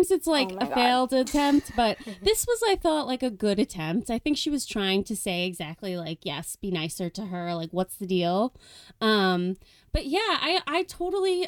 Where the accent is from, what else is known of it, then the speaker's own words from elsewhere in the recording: New York, United States; I'm from New York. I live on Long Island